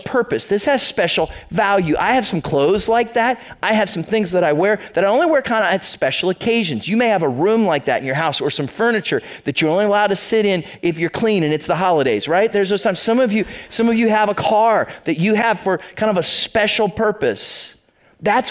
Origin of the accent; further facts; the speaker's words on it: the other side of Ohio, United States; moved away as an adult; now in Toledo, United States; I grew up on the other side of the state, so I'm not from Northwest Ohio